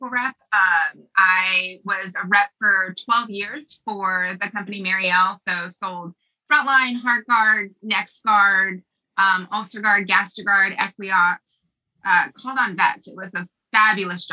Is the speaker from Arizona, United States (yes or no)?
no; Texas, United States; moved away as an adult; now in Aiken, United States; I was born and raised in Texas.